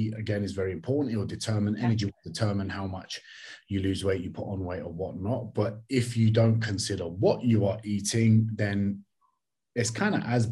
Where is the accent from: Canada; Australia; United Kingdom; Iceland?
United Kingdom; London; I'm from East London, right? I went to school in East London.